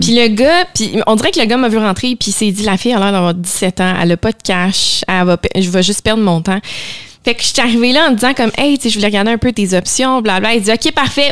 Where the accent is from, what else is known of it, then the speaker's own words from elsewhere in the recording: Laval, Quebec, Canada; also born or lived in Montreal; on a grandi à Laval